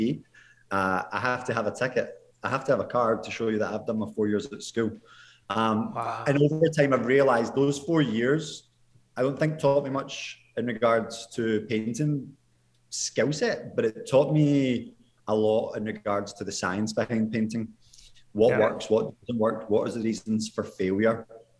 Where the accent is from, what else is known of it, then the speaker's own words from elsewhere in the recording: Scotland, United Kingdom; moved away as an adult; also born or lived in Dublin, Ireland / Sydney, Australia; I grew up in Scotland. I left home when I was around 20.